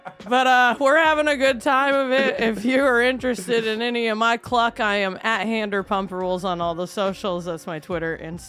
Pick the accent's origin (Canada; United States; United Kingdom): United States; Indiana; I'm from Indiana.